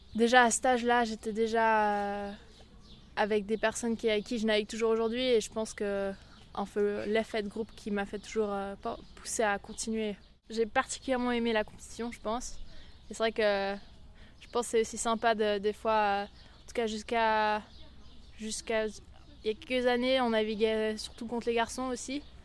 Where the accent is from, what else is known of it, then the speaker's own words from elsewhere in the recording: Switzerland; en ayant vécu toute ma vie au bord du lac